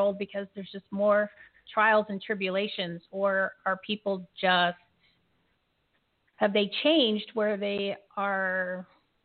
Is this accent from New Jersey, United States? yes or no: yes; Bridgewater, New Jersey, United States; I grew up in Bridgewater.